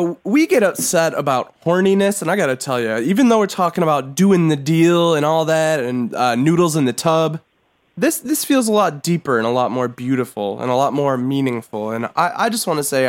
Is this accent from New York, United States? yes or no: yes; Yonkers, New York, United States; I'm from Yonkers.